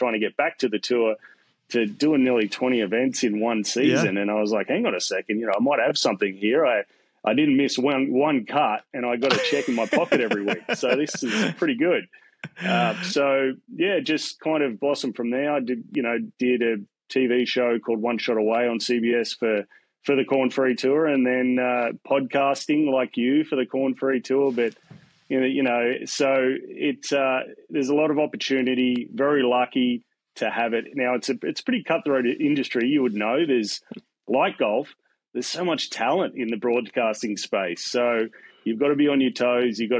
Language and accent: English; Newcastle, New South Wales, Australia; also born or lived in Melbourne, Victoria, Australia; So I was born in Melbourne, Australia. I grew up closer to Sydney. I moved to Sydney, Newcastle, when I was a young whippersnapper.